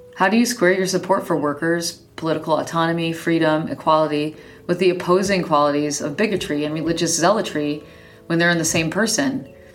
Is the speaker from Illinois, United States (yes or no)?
yes; Chicago, Illinois, United States; I grew up in Chicagoland and was surrounded by Polish